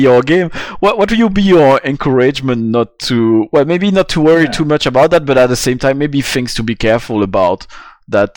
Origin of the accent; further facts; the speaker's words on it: Belgium; also born or lived in France; I grew up on Sentai back in Belgium and France when I was a kid.